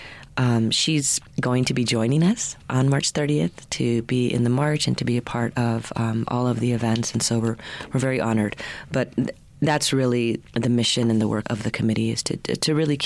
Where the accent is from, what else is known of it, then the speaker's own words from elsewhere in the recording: Albuquerque, New Mexico, United States; I am born and raised here in Albuquerque. I grew up in the South Valley in the community of Atrisco.